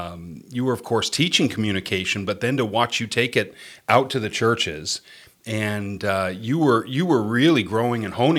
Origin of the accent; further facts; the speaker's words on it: Woodstock, New Brunswick, Canada; I grew up in Woodstock, New Brunswick, and came to faith at the Wesleyan Church there when I was 8 years old